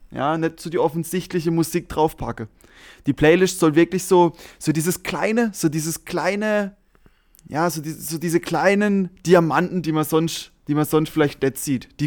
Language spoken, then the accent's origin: German; Germany; vermutlich komme ich natürlich als Deutscher auch so ein bisschen rüber